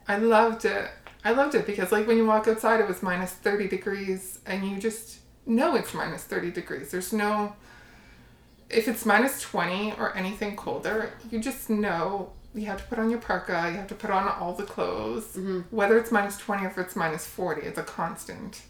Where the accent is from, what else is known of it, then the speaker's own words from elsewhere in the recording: Windsor, Ontario, Canada; moved away as an adult; also born or lived in Calgary / Austria; i grew up in windsor ontario um, but previous to that, um, so I moved to Windsor when I was, I think, 4